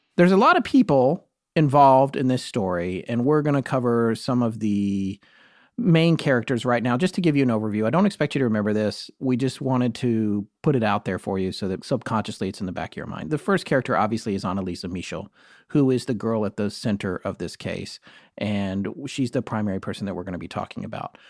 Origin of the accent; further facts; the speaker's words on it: United States; I am American